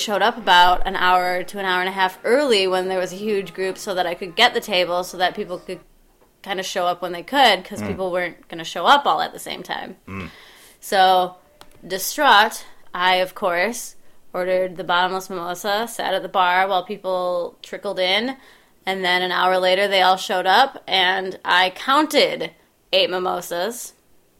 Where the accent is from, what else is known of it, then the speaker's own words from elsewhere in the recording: Wisconsin, United States; I'm from Wisconsin